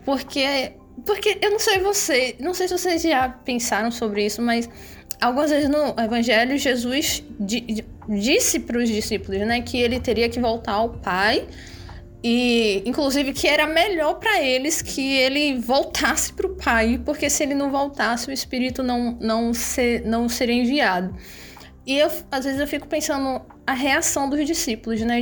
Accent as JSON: {"language": "Portuguese", "region": "Bahia", "country": "Brazil", "said": "Eu sou baiana, moro aqui no sul da Bahia"}